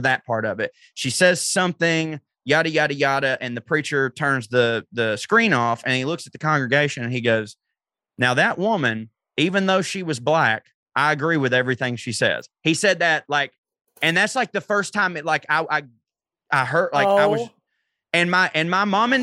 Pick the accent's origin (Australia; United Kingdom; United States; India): United States; the South; when I was a kid growing up in the South